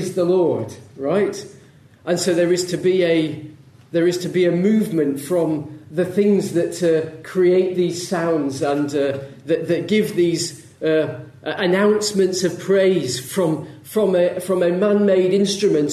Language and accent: English; Leeds, Yorkshire and the Humber, United Kingdom; I grew up in Leeds, not far from Leeds